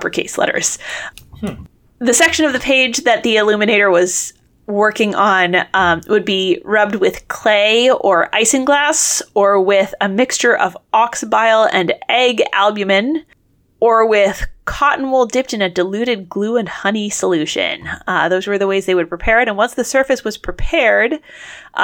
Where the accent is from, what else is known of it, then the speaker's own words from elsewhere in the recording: United States; we're American